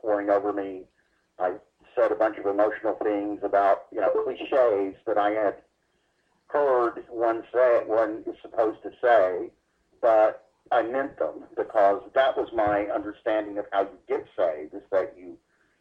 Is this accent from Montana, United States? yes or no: no; Dallas, Texas, United States; I was born in Dallas, Texas in 1956.